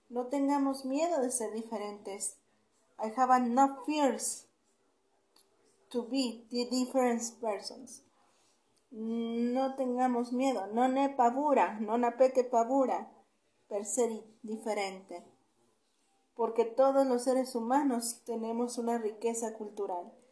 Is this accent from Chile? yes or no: no; Mexico; somos de México, que somos mexicanos.